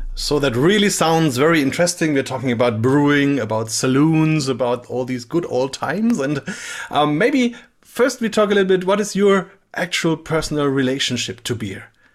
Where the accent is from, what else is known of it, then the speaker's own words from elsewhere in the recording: Bamberg, Bavaria, Germany; I'm from Bamberg, Germany, which is uh, in the southern part of the country, and only a few kilometers away from here